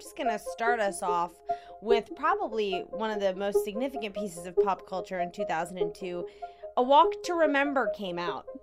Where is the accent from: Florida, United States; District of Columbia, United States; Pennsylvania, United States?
District of Columbia, United States; Washington; In Washington, D C